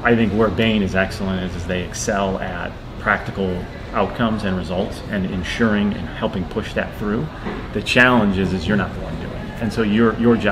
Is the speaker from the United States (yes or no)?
yes; Midwest, United States; I grew up in the Midwest